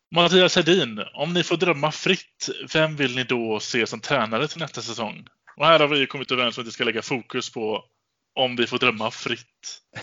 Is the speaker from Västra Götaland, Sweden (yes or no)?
yes; Gothenburg, Västra Götaland, Sweden; jag är göteborgare